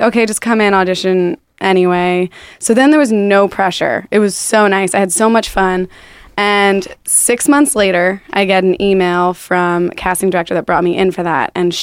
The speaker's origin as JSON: {"language": "English", "town": "West Chester", "region": "Pennsylvania", "country": "United States", "tie": "born or raised there", "also_born_or_lived": "Malvern, Pennsylvania"}